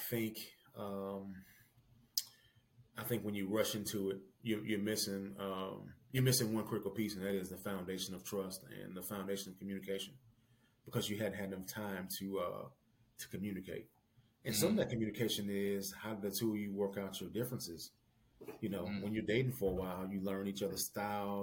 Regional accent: Tennessee, United States; moved away as an adult; now in Missouri, United States; I'm from Tennessee

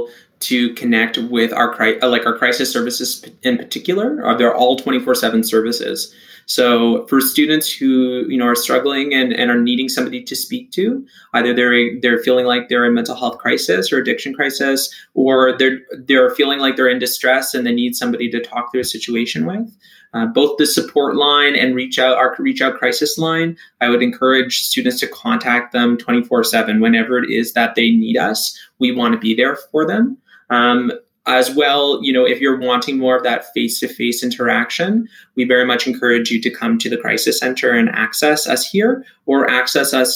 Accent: Toronto, Ontario, Canada; I grew up and I was born and raised in Toronto.

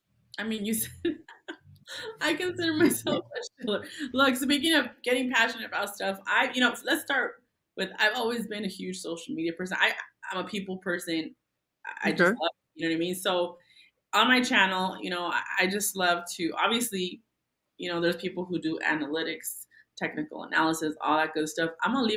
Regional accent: Tijuana, Baja California, Mexico; now in United States; I was born in Tijuana, but I am a citizen. Long story.

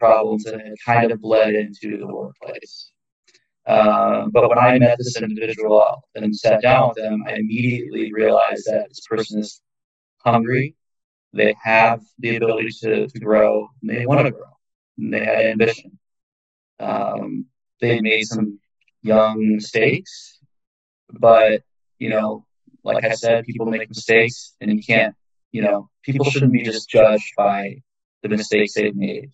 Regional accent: Chicago, Illinois, United States; moved away; I'm from Chicago.

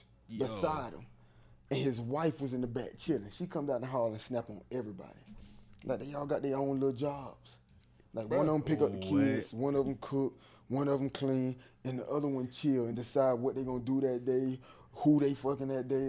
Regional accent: Augusta, Georgia, United States; I'm from Augusta, bro.

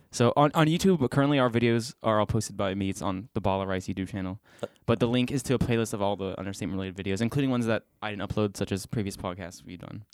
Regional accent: Bridgeville, Pennsylvania, United States; also born or lived in West Virginia; I, am from Bridgeville

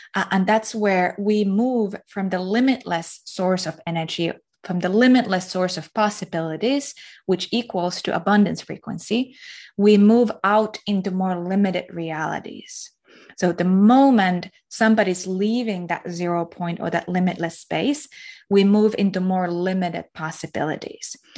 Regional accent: Finland; I'm from Finland

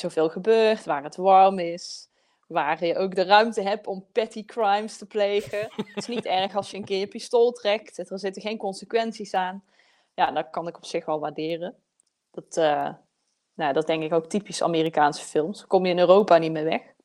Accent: southern Netherlands, Netherlands; accent: southern Dutch; ik heb zelf ook een zuidelijk, zuidelijk Nederlands accent

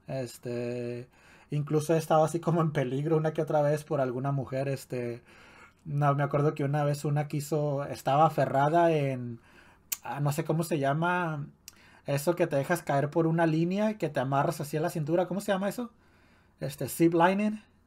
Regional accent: Ciudad Juárez, Chihuahua, Mexico; en Juárez no es muy común que haya albercas en, en las casas, ¿no? Mm, ni en los vecindarios, ni en, ni en el parque de tu, de, tu, de tu barrio

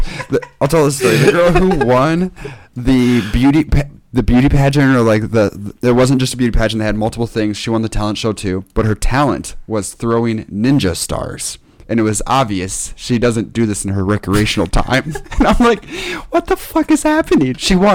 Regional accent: Kelly, Iowa, United States; And I lived in a small town called Kelly, which was like 150 people. And it was like

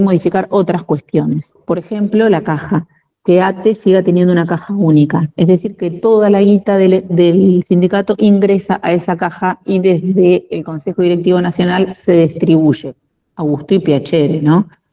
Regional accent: La Plata, Buenos Aires Province, Argentina; Yo nací en Capital Federal, soy porteña de nacimiento, en el barrio de Once. Mi mamá vivió un tiempo allá y nací allá y a los tres meses más o menos nos vinimos para La Plata

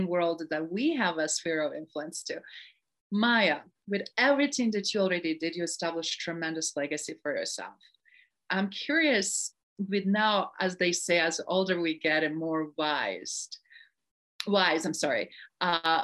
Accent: Sarajevo, Federation of Bosnia and Herzegovina, Bosnia & Herzegovina; moved away; both of us did in our own times growing up in Sarajevo

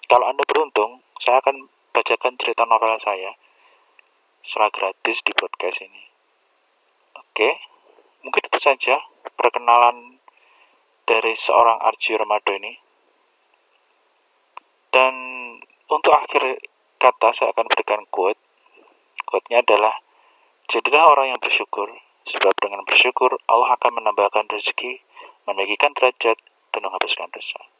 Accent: Kediri, East Java, Indonesia; saya lahir di Kediri ya saya anak Kediri terus kemudian saya juga sekolah di Kediri juga di SMP 3 Kediri terus SMA 7 Kediri setelah itu saya kuliah di Stikom Surabaya

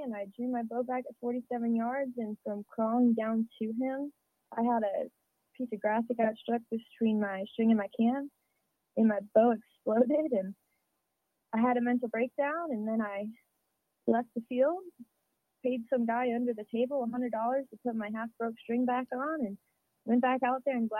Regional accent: Midwest, United States; because that's what I've always done, you know, growing up in the Midwest

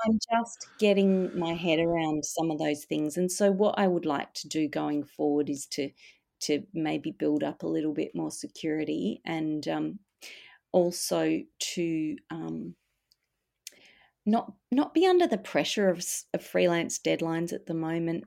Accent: Perth, Western Australia, Australia; now in Melbourne, Australia; growing up in Perth, I did feel l, the, an emptiness there.

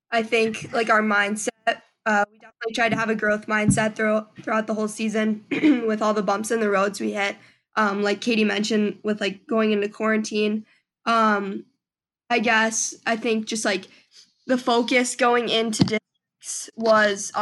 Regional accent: Madison, Wisconsin, United States; I'm from Madison, Wisconsin

